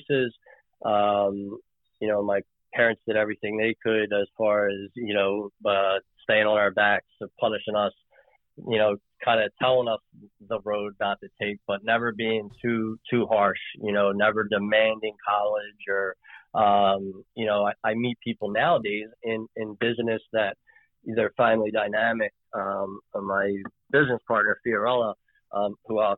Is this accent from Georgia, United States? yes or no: no; Philadelphia, Pennsylvania, United States; Born and raised in Philly